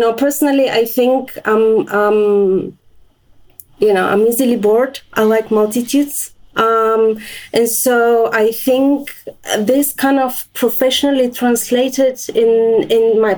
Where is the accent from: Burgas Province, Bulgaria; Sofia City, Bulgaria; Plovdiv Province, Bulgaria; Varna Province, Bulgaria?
Sofia City, Bulgaria; Sofia; moved away; I was born in Bulgaria and my childhood was in Sofia.